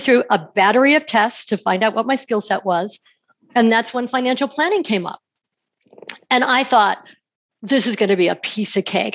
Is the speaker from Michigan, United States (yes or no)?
no; New York, United States; moved away as an adult; also born or lived in Denver / Salt Lake City; I grew up in New York and moved out to Denver to go to law school